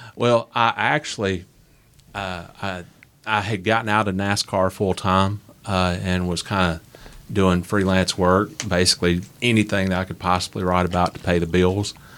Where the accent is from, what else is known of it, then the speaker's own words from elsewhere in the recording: Nashville, Tennessee, United States; also born or lived in Huntsville, Alabama; I grew up in Nashville, Tennessee